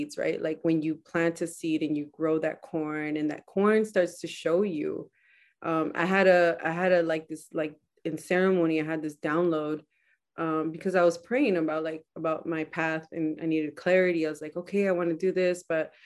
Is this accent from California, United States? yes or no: yes; Salinas, California, United States; I'm from Salinas. I was born in Salinas.